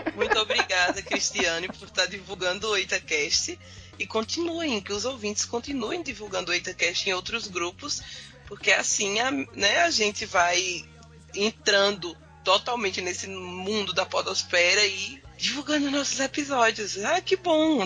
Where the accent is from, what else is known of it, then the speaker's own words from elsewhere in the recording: Campina Grande, Paraíba, Brazil; Eu não sou de João Pessoa, né? Eu sou, da, eu sou de Campina Grande